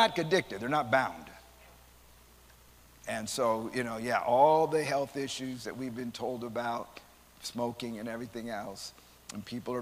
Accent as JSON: {"language": "English", "town": "San Antonio", "region": "Texas", "country": "United States", "said": "I'm from San Antonio"}